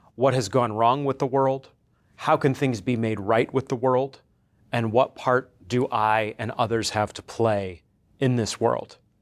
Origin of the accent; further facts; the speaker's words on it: coastal Maine, United States; now in Conway, Arkansas, United States; I'm originally from Maine, um, coastal Maine